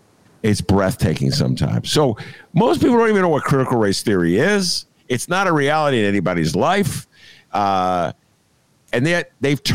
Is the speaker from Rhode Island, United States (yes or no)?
yes; Rhode Island, United States; I'm from Rhode Island. I didn't even know there were black people in Rhode Island